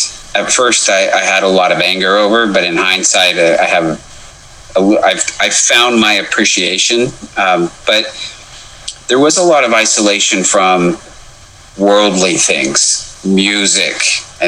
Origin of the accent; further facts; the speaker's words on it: Wendell, Idaho, United States; also born or lived in Jerome, Idaho; I was born and raised in Wendell, Idaho